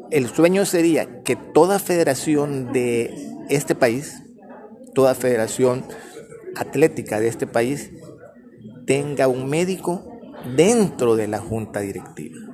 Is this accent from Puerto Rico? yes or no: no; El Salvador; como salvadoreños